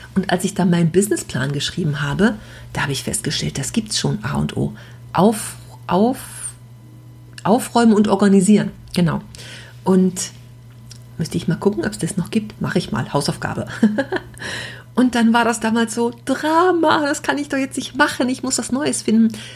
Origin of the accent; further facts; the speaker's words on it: Düsseldorf, North Rhine-Westphalia, Germany; als Düsseldorfer Stadtkind